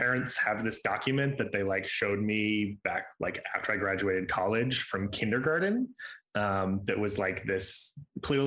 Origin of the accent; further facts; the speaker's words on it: St. Joseph, Missouri, United States; also born or lived in Camdenton, Missouri / Charlotte, North Carolina; now in Kansas City, United States; I grew up in St. Joe. It's not super small. I was there till I was about 16